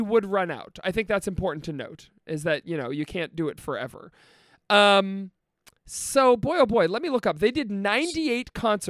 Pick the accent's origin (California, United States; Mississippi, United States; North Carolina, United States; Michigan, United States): Michigan, United States; Detroit; I'm from Detroit, go blue, because of our proximity to Windsor